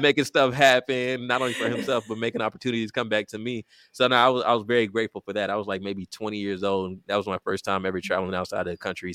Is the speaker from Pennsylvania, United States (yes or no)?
no; Richmond, Texas, United States; I grew up in Richmond, Texas, a suburb of Houston, Texas